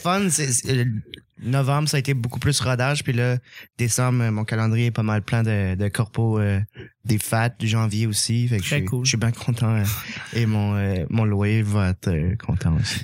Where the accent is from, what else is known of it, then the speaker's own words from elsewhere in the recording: Acadia, Canada; je suis acadien